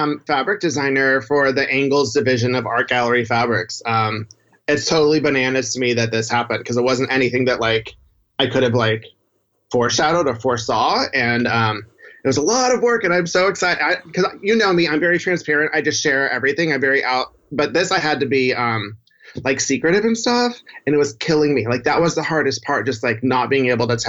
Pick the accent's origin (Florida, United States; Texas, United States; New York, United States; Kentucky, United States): Texas, United States; Houston; I grew up in Houston